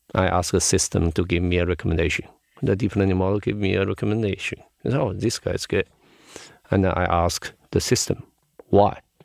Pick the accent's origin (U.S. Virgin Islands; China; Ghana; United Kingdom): China; Shanghai; I was born in Shanghai. I grew up in Shanghai